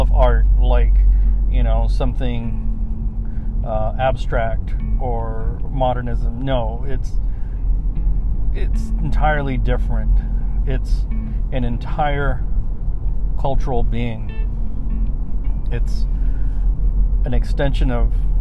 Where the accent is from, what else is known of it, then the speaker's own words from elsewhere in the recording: United States; being Chicano is accepting the fact that you are American and that you are Mexican